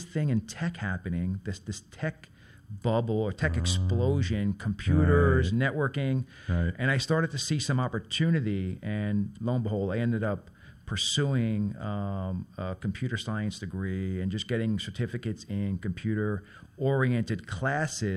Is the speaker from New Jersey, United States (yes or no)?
no; New York City, New York, United States; growing up in Brooklyn and being in a working-class neighborhood